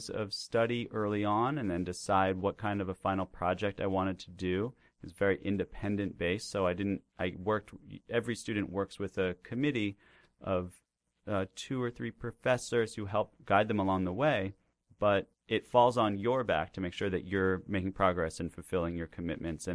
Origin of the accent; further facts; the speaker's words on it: Woodstock, New York, United States; moved away as an adult; now in New York City, United States; Growing up in Woodstock in general and just with my family